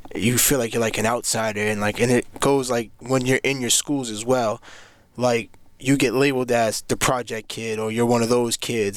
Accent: Cambridge, Massachusetts, United States; I'm from Cambridge, Mass.

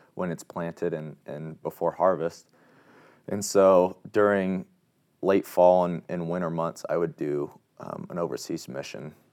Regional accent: Wabash, Indiana, United States; I'm from Wabash, Indiana

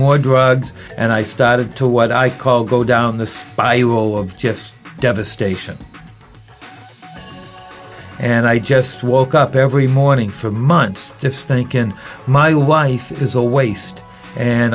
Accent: Boston, Massachusetts, United States; moved away; also born or lived in San Francisco; I was born and raised in Boston, Massachusetts

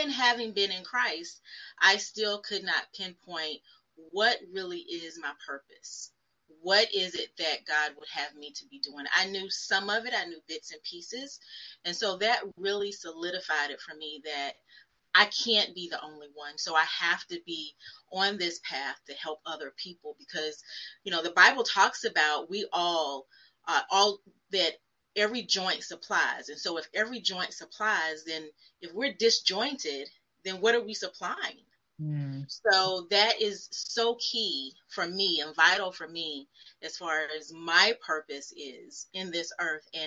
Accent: Fayetteville, North Carolina, United States; moved away as an adult; also born or lived in Charlotte, North Carolina; now in Richmond, United States; I am originally from Fayetteville, North Carolina

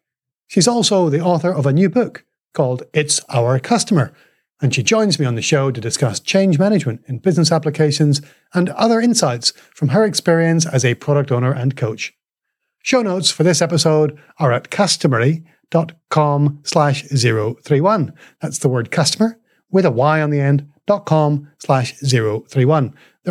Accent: Northern Ireland, United Kingdom; now in Australia; I'm from Northern Ireland. I don't usually say g'day. I've applied for my Australian citizenship

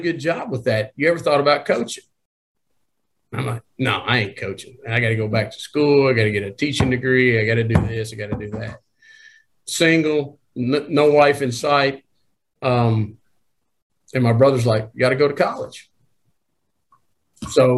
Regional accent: Nashville, Tennessee, United States; I'm born and raised in Nashville, Tennessee

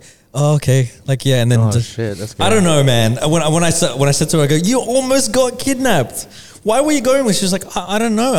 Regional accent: Australia; growing up, cause we grew up here in Australia.

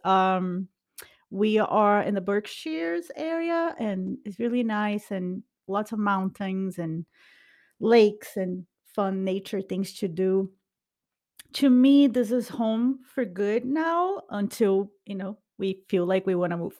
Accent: Brazil; English is a second language; moved away; we are both from Brazil

